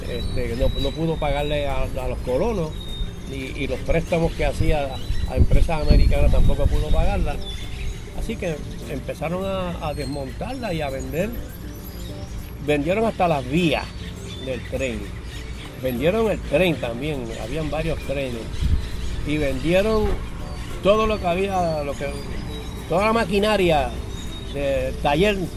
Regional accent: Arroyo, Puerto Rico

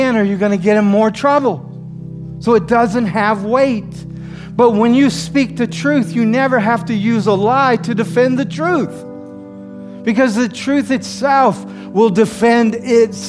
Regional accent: the South, United States; moved away as an adult; now in New York, United States; Growing up in the South

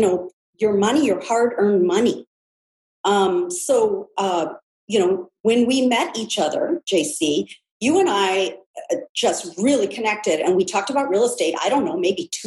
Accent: California, United States; born and raised in California

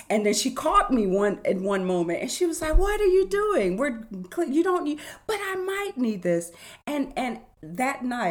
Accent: California, United States; growing up in California

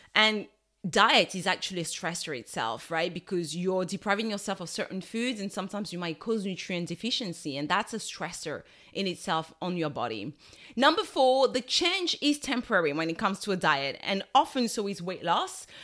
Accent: Togo; I'm from Togo in West Africa

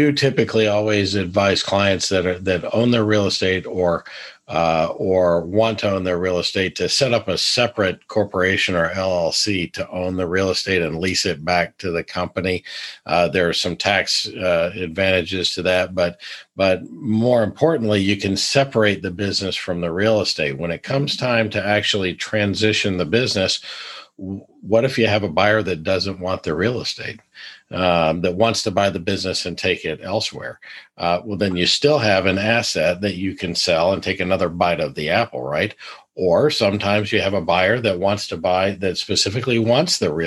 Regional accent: North Carolina, United States; I grew up in North Carolina

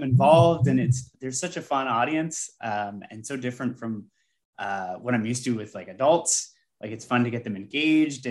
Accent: Canada; I'm Canadian

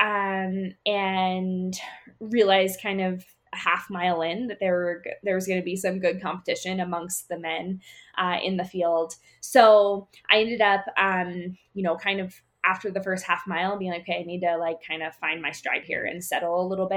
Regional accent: Pennsylvania, United States; now in Colorado, United States; Growing up in Pennsylvania

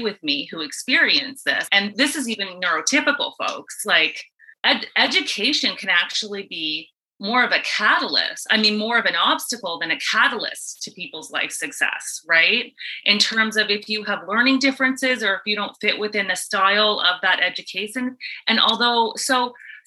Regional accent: East Coast of Canada, Canada; moved away as an adult; also born or lived in Ontario; now in Tampa, United States; I'm from the East Coast of Canada

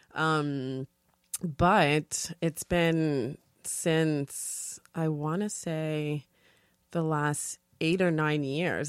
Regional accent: New York City, New York, United States; also born or lived in Dominican Republic; we moved to New York, um, and grew up in the Bronx. So from the South Bronx

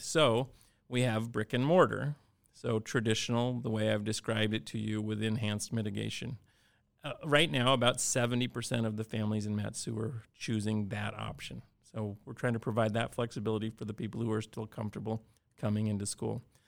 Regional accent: Cordova, Alaska, United States; I grew up in Cordova, and like many places in Alaska

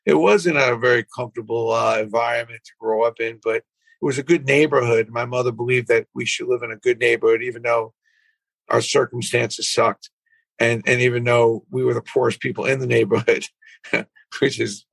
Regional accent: New York City, New York, United States; I grew up in Brooklyn, 539 Kings Highway

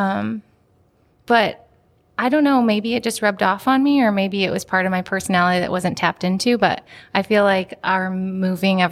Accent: Gridley, Illinois, United States; now in Peoria, United States; I'm from Gridley

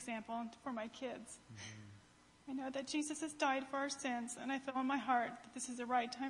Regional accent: Seneca, United States; Christ has always been with me growing up. I was baptized as a baby and confirmed while growing up in Seneca.

